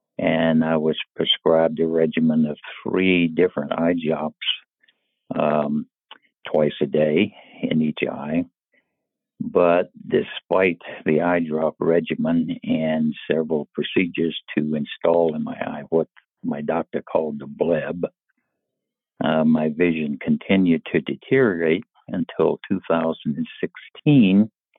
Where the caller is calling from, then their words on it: Raleigh, North Carolina, United States; I am calling from Raleigh, North Carolina.